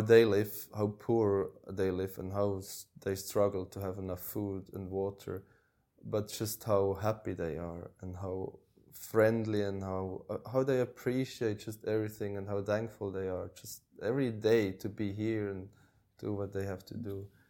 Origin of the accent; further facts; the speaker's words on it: Switzerland; moved away as an adult; also born or lived in Norway; I grew up in Switzerland, which is a, a rich country